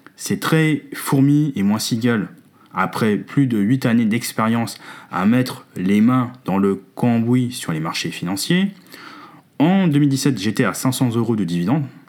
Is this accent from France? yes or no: yes; France; Chez nous en France